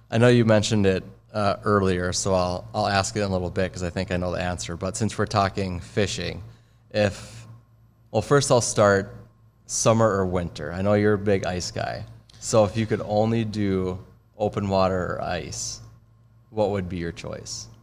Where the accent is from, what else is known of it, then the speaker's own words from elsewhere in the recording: Minnesota, United States; I'm more of a fisherman growing up in Minnesota